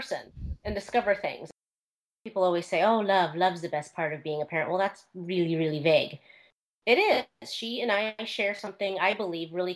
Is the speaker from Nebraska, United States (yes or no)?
yes; Omaha, Nebraska, United States; moved away; I am from Omaha, Nebraska